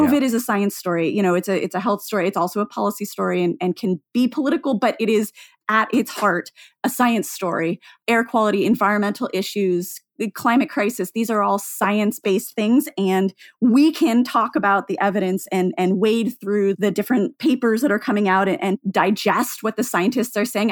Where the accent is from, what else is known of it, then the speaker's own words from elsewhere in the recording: Seattle, Washington, United States; growing up in Seattle